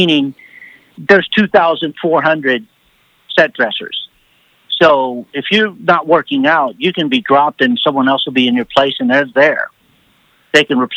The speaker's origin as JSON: {"language": "English", "town": "Huntsville", "region": "Texas", "country": "United States", "moved": "as an adult", "lives_now": "Los Angeles, United States", "said": "I'm from Huntsville, so I'm outside. I'm 50, 60 miles north of Houston"}